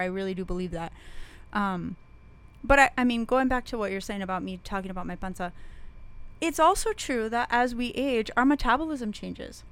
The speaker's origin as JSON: {"language": "English", "town": "Las Cruces", "region": "New Mexico", "country": "United States", "tie": "born or raised there", "said": "when I was a kid growing up in Las Cruces"}